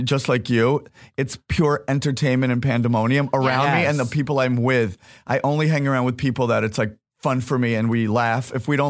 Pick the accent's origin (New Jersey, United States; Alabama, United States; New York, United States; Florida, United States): New Jersey, United States; Fort Lee; moved away; In Fort Lee, in New Jersey.